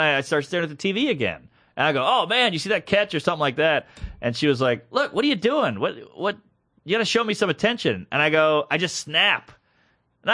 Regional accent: New Orleans, Louisiana, United States; moved away; Esplanade Avenue, my old haunt. That's the street I grew up on

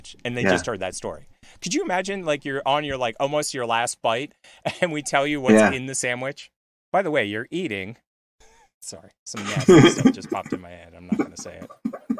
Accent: Philadelphia, Pennsylvania, United States; moved away; I grew up in Philly

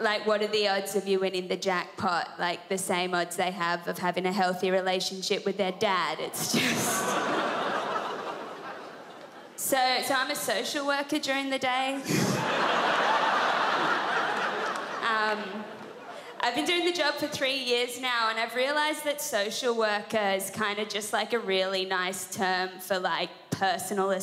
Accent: Sydney, New South Wales, Australia; I'm from Sydney, New South Wales, and I'm 24 years old.

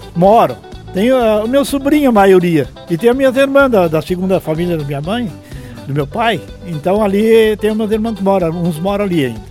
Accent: Palmitinho, Rio Grande do Sul, Brazil; now in Pinhal de São Bento, Brazil; Eu nasci em Palmitinho, Rio Grande do Sul

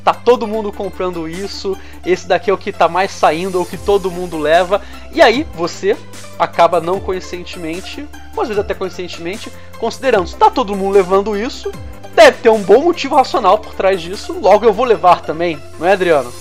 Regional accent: Rio de Janeiro, Brazil; Eu, como sou do, do Rio

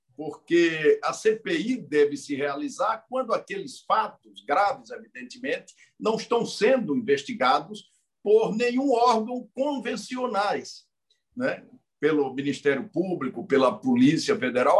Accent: a state in the Northeast, Northeast Region, Brazil; Eu sou de um estado do Nordeste

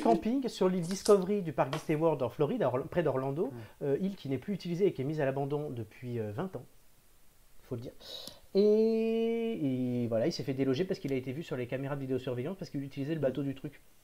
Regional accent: Cannes, Provence-Alpes-Côte d'Azur, France; je suis né à Cannes

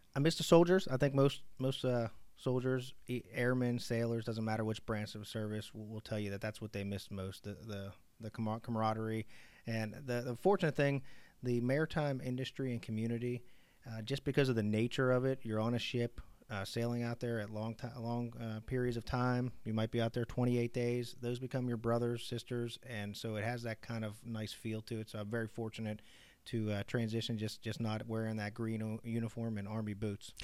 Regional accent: Pittsburgh, Pennsylvania, United States; also born or lived in Fort Eustis, Virginia; now in LaPorte, United States; I'm originally from Pittsburgh, though, so I'm a diehard Steeler fan

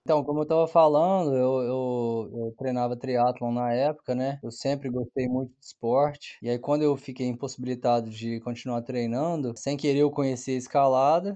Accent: Uberlândia, Minas Gerais, Brazil; Nasci em Uberlândia

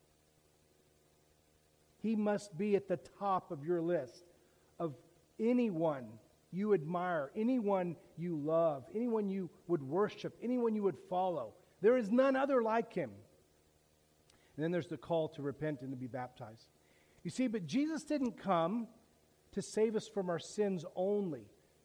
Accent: Daytona Beach, Florida, United States; I grew up in Daytona Beach

